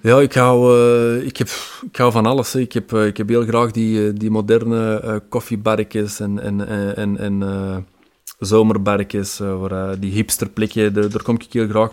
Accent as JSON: {"language": "Dutch", "town": "Antwerp", "region": "Flanders", "country": "Belgium", "said": "als Antwerpenaar"}